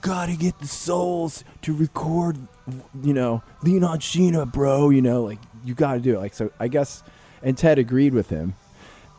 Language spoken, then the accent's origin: English; New Jersey, United States; I'm a dude from Jersey